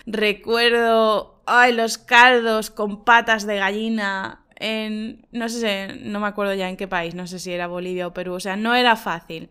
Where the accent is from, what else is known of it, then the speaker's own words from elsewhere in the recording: Spain; also born or lived in Murcia; siempre he vuelto a mi pueblo, porque en España sabéis que somos personas muy familiares